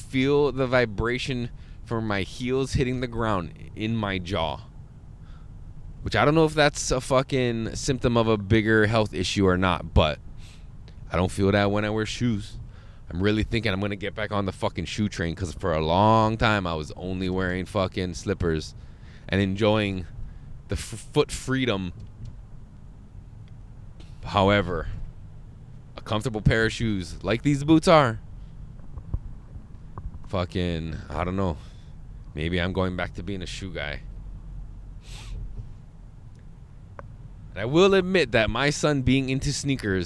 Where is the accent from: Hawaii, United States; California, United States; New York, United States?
Hawaii, United States; we're kind of all blessed to say that we're from Hawaii